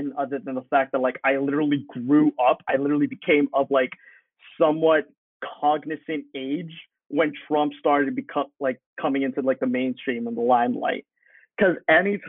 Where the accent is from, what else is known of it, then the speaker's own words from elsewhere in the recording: United States; I was born in this country